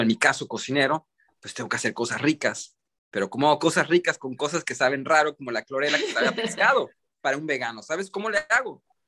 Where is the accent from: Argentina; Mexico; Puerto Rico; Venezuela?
Mexico; moved away as an adult; also born or lived in United States; yo crecí en Estados Unidos, soy mexicano, mexicoamericano, mexicano de nacimiento, eh, criado casi toda mi vida en, Estados Unidos. Fue donde crecí desde, desde nacido hasta los 8 años y luego regresé a México y estuve como 10, 11 años